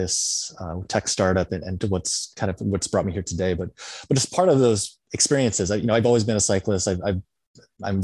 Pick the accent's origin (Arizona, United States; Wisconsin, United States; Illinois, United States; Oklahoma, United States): Illinois, United States; moved away; also born or lived in Berkeley; my hometown in Illinois